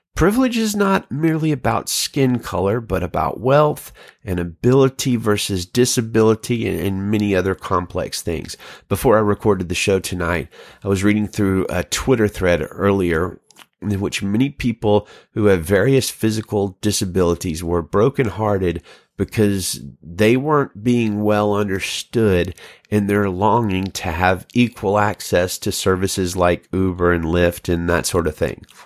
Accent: Alabama, United States; moved away as an adult; now in Salinas, United States; I'm from Alabama

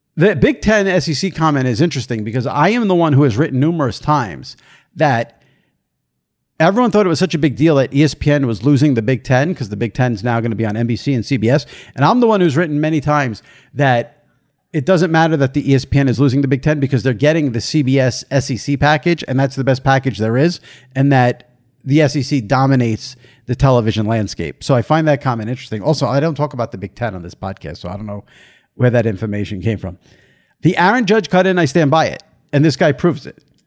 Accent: New York, United States; I'm from New York. I live in New York. I've always lived in New York.

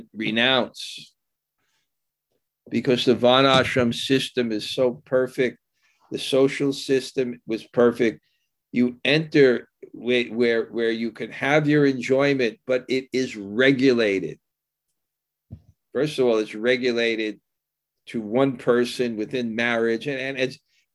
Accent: Vrindavan, Uttar Pradesh, India; moved away; I grew up in Vrindavan

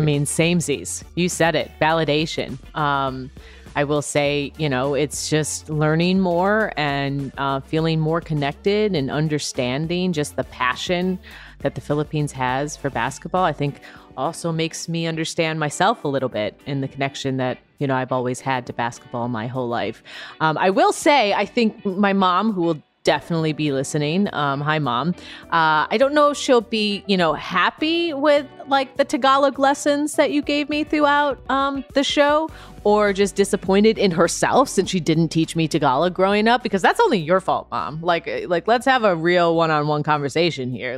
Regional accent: United States; both of us being half Filipino, you uh, know, raised and born, of course, uh, stateside

